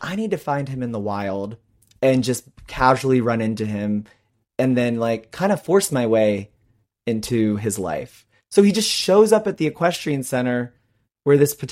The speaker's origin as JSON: {"language": "English", "region": "Pennsylvania", "country": "United States", "tie": "born or raised there", "said": "I went to high school in Pennsylvania, mm-hmm. but I was like in rural farm town"}